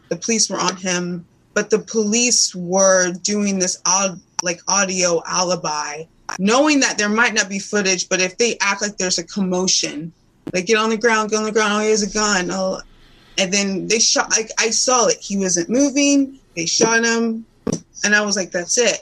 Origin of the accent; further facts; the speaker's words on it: Indiana, United States; I grew up in Indiana, Clemson, Indiana.